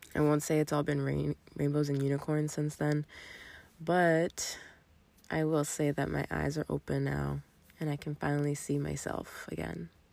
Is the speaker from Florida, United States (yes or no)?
yes; Miami, Florida, United States; moved away as an adult; also born or lived in southern New Hampshire; now in New Hampshire, United States; I'm originally from Miami and I moved to New England when I started